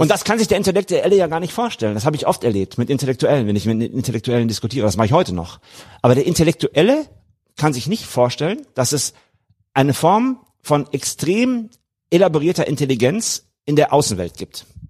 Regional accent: Germany; moved away; ich war Deutscher.

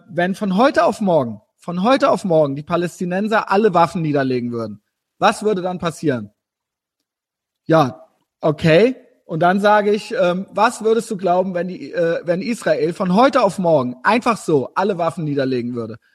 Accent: Germany

